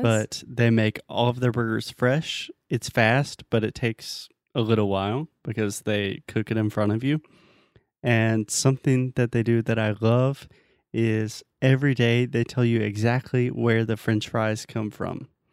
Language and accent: English; United States; I'm American.